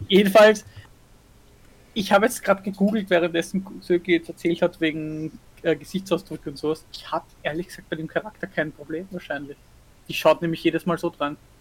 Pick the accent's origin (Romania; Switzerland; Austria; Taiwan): Austria; bei uns in Österreich